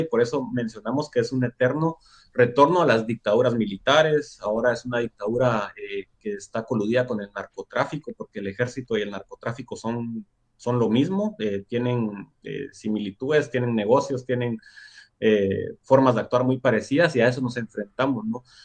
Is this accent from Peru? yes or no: no; Guatemala; moved away as an adult; now in Basque Country, Spain; soy comunicador de Guatemala